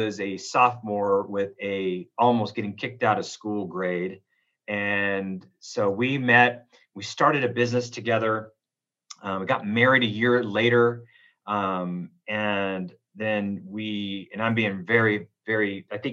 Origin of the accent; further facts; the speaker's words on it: Oroville, California, United States; moved away as an adult; now in Reno, United States; I was born in Southern California. My dad moved up to Northern California, a little place called Oroville, California in Butte County. I have my roots in California, graduated from Las Palmas High School in Oroville, California